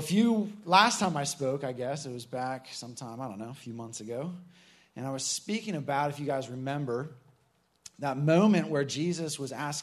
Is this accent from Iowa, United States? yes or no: yes; Iowa, United States; moved away; I'm from Iowa